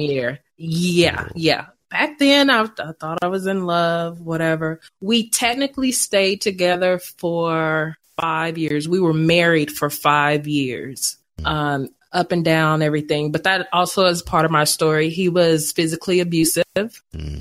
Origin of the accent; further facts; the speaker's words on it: Crockett, Texas, United States; accent: Texas drawl; moved away as an adult; also born or lived in Tyler, Texas / Atlanta, Georgia; now in Kansas, United States; I was born in Tyler, raised in Crockett, graduated high school and everything from there.